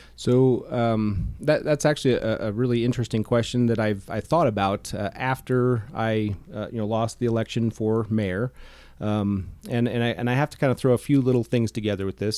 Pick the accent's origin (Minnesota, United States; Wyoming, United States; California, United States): Wyoming, United States; Sheridan; I grew up here in Sheridan. Uh, went to Sheridan High School